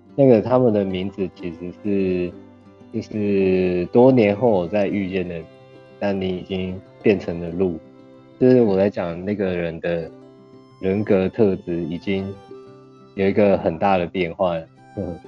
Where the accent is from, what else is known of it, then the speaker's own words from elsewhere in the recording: Tainan, Taiwan; 应该说打从出生到研究所都在台南